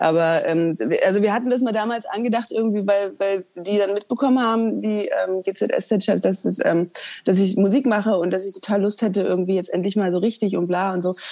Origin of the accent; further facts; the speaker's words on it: East Germany, Germany; Wir kommen beide aus dem Osten